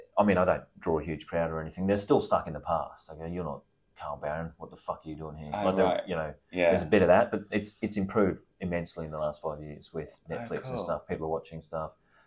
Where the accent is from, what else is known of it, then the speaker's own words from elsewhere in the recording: Queensland, Australia; I sound just like these arseholes. I talk like this. I'm from Queensland.